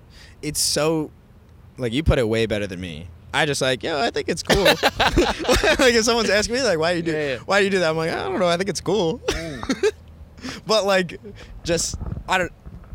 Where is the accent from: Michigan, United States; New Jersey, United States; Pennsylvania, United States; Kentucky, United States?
Michigan, United States; 20 minutes south of Detroit; I'm not from Detroit.